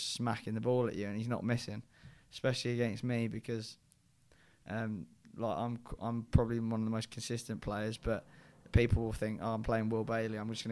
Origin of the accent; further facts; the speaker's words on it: United Kingdom; my home country